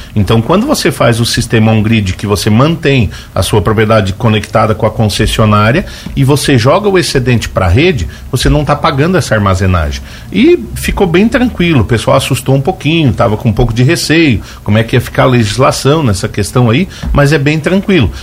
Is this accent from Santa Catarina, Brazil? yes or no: yes; Braço do Norte, Santa Catarina, Brazil; moved away as an adult; now in Lauro Müller, Brazil; moro aqui no Barro Branco, moro no município de Lauro Miller, sou natural de Braço Norte